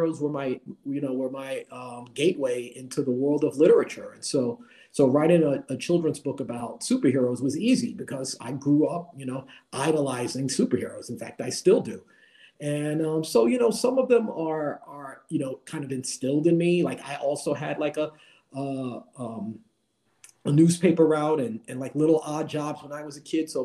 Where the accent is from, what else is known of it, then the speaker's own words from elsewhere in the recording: New York City, New York, United States; Growing up in the Bronx and the projects